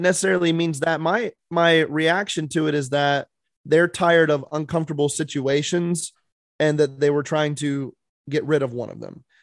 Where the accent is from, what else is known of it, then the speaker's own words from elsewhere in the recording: South Dakota, United States; moved away; I grew up in South Dakota.